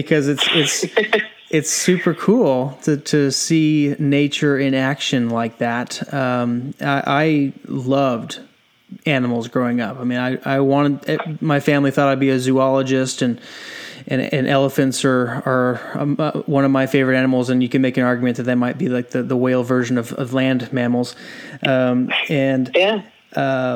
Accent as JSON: {"language": "English", "town": "San Diego", "region": "California", "country": "United States", "tie": "born or raised there", "said": "I grew up in San Diego"}